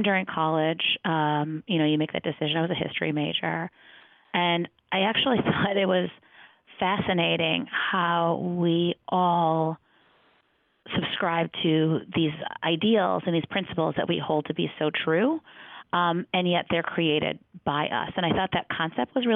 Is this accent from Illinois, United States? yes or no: no; Detroit, Michigan, United States; I am from the Detroit area. I grew up in a suburb outside of Detroit